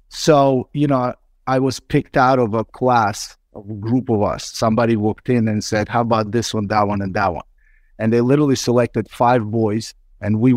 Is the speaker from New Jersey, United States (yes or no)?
no; Brooklyn, New York, United States; English is a second language; However, when we immigrated to US and I grew up in Brooklyn, New York since the 90s, when it was time to go to university, I had a choice to make.